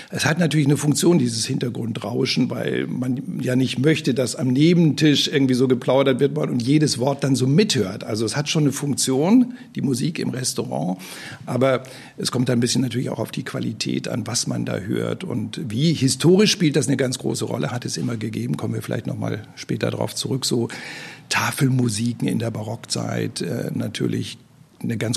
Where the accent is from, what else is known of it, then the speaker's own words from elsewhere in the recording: Swabia, Germany; now in Lübeck, Germany; ich bin in Schwaben groß geworden.